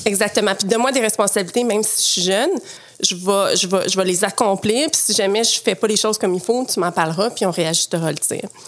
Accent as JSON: {"language": "French", "town": "Quebec City", "region": "Quebec", "country": "Canada", "tie": "born or raised there", "also_born_or_lived": "Montreal / Cap-Rouge", "said": "j'ai grandi à Québec, donc ah mon passé de nageuse synchronisée s'est fait à Québec"}